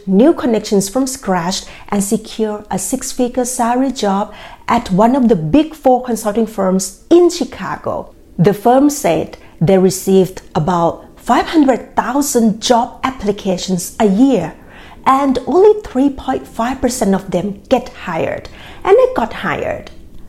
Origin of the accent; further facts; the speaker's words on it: Bangkok, Thailand; moved away as an adult; now in United States; I grew up in Bangkok, Thailand, and when I moved to the US in 2014